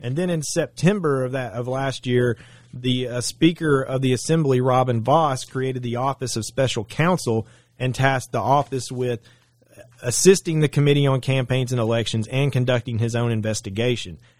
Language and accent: English; Saline County, Arkansas, United States; I'm from Saline County. I graduated Bryant High School in nineteen ninety-eight